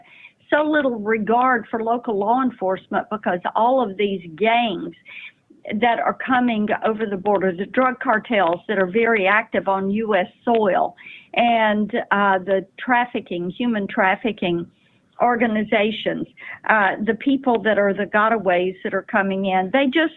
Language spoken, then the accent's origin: English; Tennessee, United States; Tennessee, my home state.